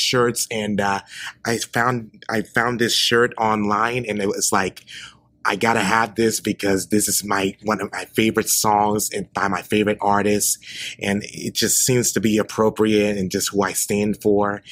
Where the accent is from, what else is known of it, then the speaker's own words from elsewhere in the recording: Memphis, Tennessee, United States; moved away as an adult; now in Nashville, United States; I am originally from Memphis, Tennessee, and uh, recently moved to Nashville